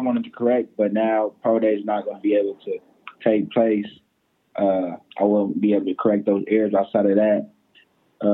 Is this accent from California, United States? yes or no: yes; Pasadena, California, United States; now in Westlake Village, United States; Yeah, so pretty much I'm sectioned in Westlake, California. I'm from Pasadena, California, but I'm in Westlake Village.